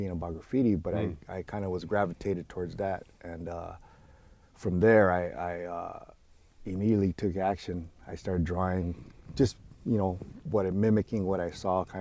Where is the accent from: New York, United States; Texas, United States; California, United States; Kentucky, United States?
California, United States; Los Angeles; as a kid, I grew up in Boyle Heights